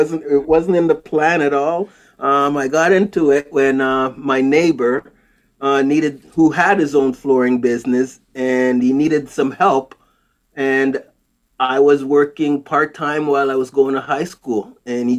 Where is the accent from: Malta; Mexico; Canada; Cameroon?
Canada; also born or lived in Jamaica; I was born in Jamaica, came to Canada probably, 1975, a very long time ago, and went to school here, but I still have a bit of an accent.